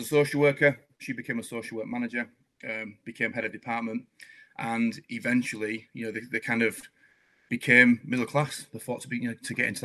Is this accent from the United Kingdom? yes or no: yes; Scarborough, Yorkshire and the Humber, United Kingdom; I was raised in Scarborough